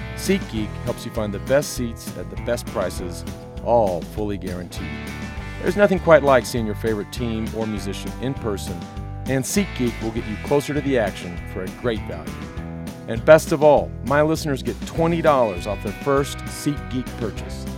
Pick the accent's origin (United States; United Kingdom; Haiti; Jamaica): United States; from experience as an American and, and riding for an American team